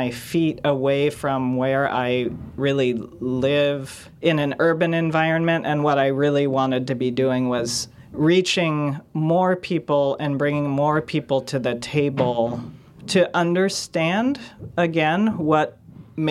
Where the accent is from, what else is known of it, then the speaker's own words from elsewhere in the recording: Bay Area, California, United States; I had been completely indoctrinated growing up in the Bay Area